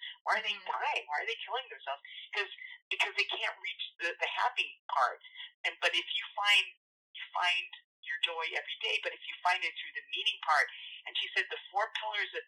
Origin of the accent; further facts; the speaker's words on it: United States; I grew up in a Filipino culture in the United States